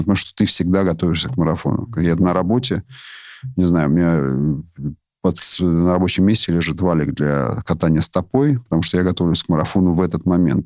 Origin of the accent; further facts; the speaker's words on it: Moscow, Russia; я сам москвич